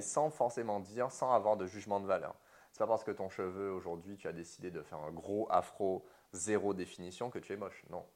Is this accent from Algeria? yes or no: no; Martinique; moved away as an adult; j'ai grandi toute ma vie en Martinique jusqu'à mes 22 ans